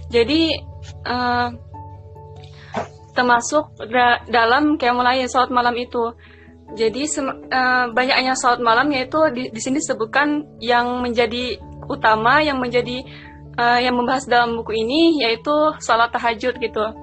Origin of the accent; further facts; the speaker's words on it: South Kalimantan, Indonesia; aku dari Kalimantan Selatan ya masuk iya. pendalaman lah gitu.